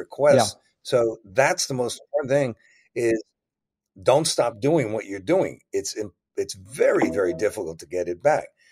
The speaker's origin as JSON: {"language": "English", "region": "New Jersey", "country": "United States", "tie": "born or raised there", "said": "growing up in New Jersey"}